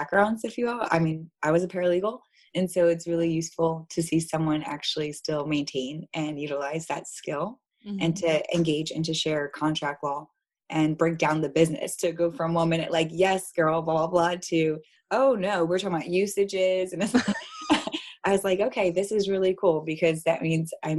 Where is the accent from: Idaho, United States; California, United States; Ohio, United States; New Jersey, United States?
New Jersey, United States; now in Baltimore, United States; I'm from New Jersey